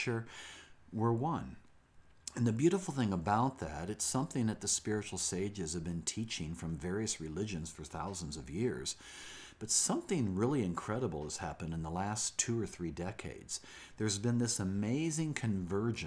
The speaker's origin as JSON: {"language": "English", "town": "Springfield", "region": "Illinois", "country": "United States", "tie": "born or raised there"}